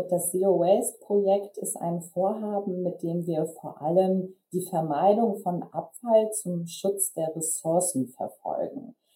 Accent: Flensburg, Schleswig-Holstein, Germany; born there; now in Kiel, Germany; Ich bin 29 Jahre alt. Ich bin gebürtig aus Flensburg, also im hohen Norden von Deutschland geboren. Und ich ähm, wohne derzeit in Kiel

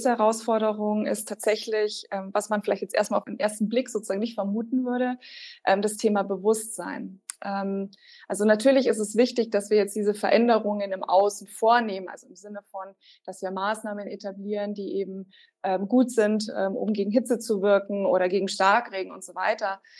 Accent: Bavaria, Germany; now in Regensburg, Germany; Also nein, ich bin nicht in Regensburg aufgewachsen. Ich bin in der Nähe von Rosenheim aufgewachsen. Das ist eher so im Süden, Richtung Alpen.

